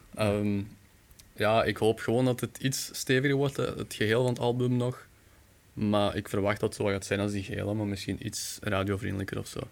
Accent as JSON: {"language": "Dutch", "town": "Bekkevoort", "region": "Flanders", "country": "Belgium", "said": "ik ben van Bekkenvoort"}